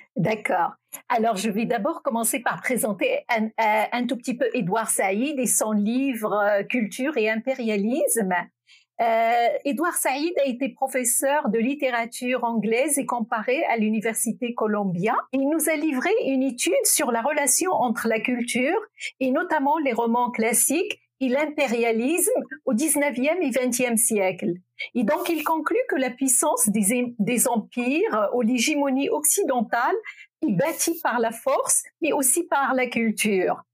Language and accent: French; Morocco; now in Quebec, Canada; je suis née au Maroc. Je fais partie de la première génération des femmes qui ont eu accès massivement à l'éducation.